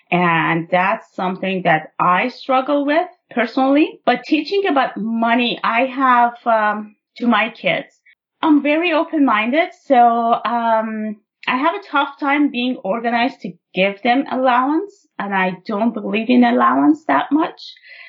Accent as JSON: {"language": "English", "country": "Iran", "tie": "born or raised there", "moved": "as an adult", "lives_now": "Canada", "said": "I was born and raised in Iran. And I moved to Canada, like I was an adult when I moved to Canada, well into my adulthood."}